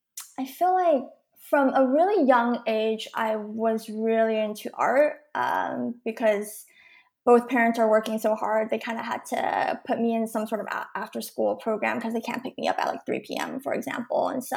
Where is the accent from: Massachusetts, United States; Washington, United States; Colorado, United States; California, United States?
California, United States; So I was born in the Singapore Valley area, the 626, if you're kind of in the area and you know it, it's a very Asian community, but that's where I was born.